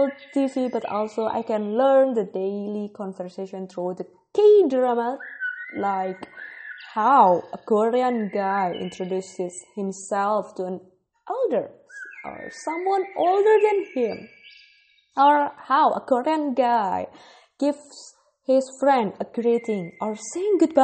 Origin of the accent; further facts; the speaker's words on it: Indonesia; English is a second language; also born or lived in Bogor, West Java; I am from Indonesia. I live in Bogor, West Java.